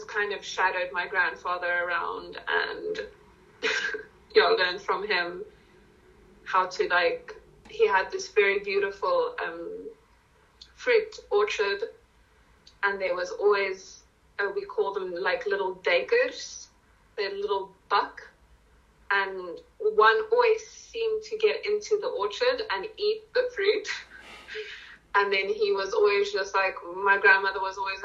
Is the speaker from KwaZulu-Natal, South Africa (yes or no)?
yes; Newcastle, KwaZulu-Natal, South Africa; first language Afrikaans; English is a second language; also born or lived in Bronkhorstspruit, Gauteng; now in Gauteng, South Africa; I grew up, I was born in Newcastle. So it's a small, it's very industrial, and it's close to Durban in KZN